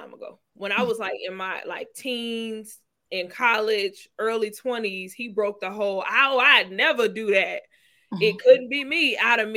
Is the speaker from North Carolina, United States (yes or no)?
no; Mississippi, United States; moved away; I'm from Mississippi.